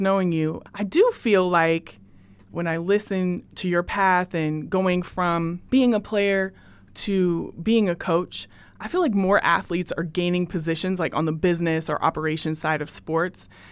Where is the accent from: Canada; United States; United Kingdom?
United States; Portland, Oregon; also born or lived in Beaverton, Oregon; I am from Portland, Oregon